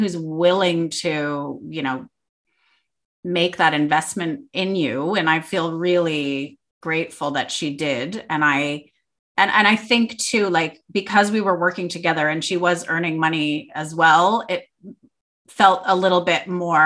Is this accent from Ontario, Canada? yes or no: yes; Toronto, Ontario, Canada; moved away as an adult; now in Perth, Australia; I'm from Canada, Toronto, Canada, and I moved here with a man